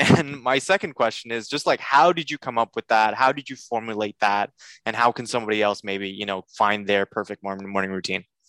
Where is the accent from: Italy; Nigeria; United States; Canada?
Canada; I'm a Canadian